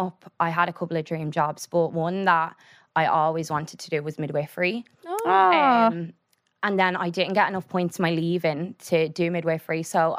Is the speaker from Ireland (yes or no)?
yes; Drogheda, Leinster, Ireland; I think they're so used to that stereotypical Drogheda accent. You know the way like Dublin has like, a specific accent that everybody says that's Dublin?